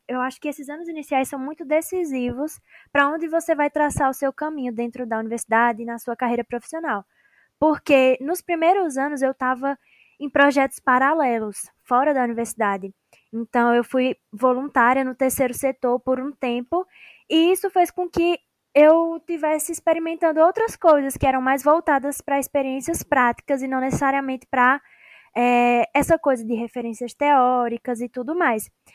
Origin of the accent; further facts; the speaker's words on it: Petrolina, Pernambuco, Brazil; sou aqui de Petrolina, em Pernambuco